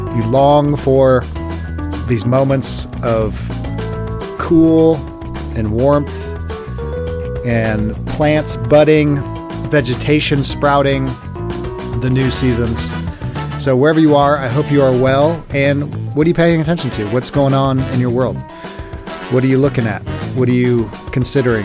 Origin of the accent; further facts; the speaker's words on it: Los Angeles, California, United States; moved away as an adult; I grew up in Los Angeles till I was about twenty-five. Moved away, never moved back, but L A's my home.